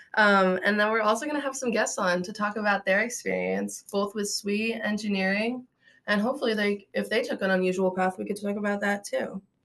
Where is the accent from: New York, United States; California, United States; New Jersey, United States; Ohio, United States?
Ohio, United States; Akron; I'm from Akron, Ohio